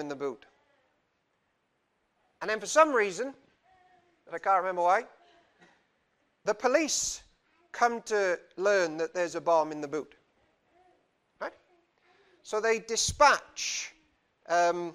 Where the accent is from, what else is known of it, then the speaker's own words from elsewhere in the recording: Cardiff, Wales, United Kingdom; I'm from Cardiff, and in Cardiff there are many, many, many religions